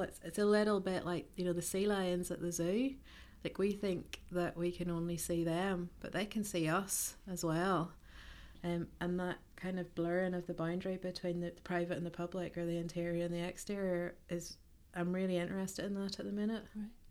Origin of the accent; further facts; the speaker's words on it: Ballymena, Northern Ireland, United Kingdom; moved away as an adult; also born or lived in East Belfast / Portland, Oregon; now in Belfast, United Kingdom; I am originally from Ballymena, but I currently live in East Belfast